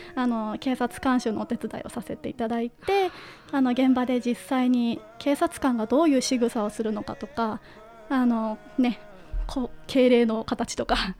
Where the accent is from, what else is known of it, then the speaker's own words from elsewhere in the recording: Yonezawa, Yamagata, Japan; moved away as an adult; now in Tokyo, Japan; 地元の山形県米沢市の観光大使をやらせていただいてまして